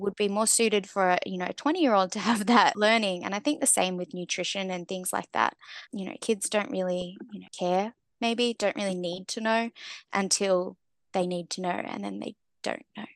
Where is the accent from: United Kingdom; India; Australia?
Australia; growing up in Australia, we're very, um, you know, sports-driven